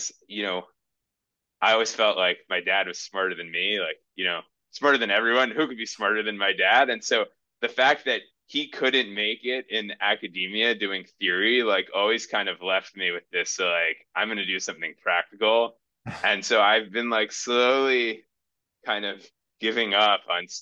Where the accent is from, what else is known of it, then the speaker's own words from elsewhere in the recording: Newton, Massachusetts, United States; moved away as an adult; I grew up in Newton, Massachusetts, so outside of Boston